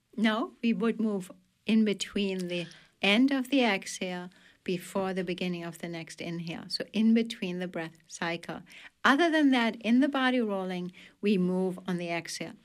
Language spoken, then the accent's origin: English; Germany; accent: German; English is a second language; now in Belfast, United States; especially to my home country, and teach it in Germany